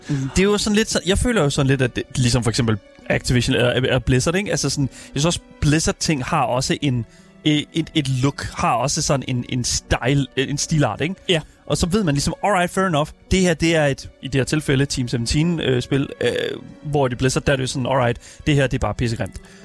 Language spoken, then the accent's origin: Danish; Horsens, Central Denmark Region, Denmark; selvom jeg er fra Horsens, så er jeg ikke fra havnen